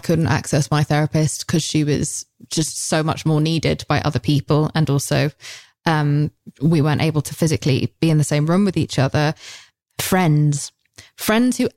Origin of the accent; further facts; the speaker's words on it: England, United Kingdom; We're English